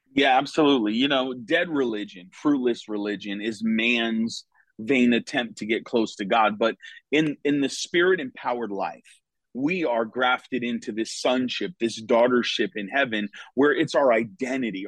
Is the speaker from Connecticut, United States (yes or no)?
yes; Connecticut, United States; moved away as an adult; now in Florida, United States; was born and raised in Connecticut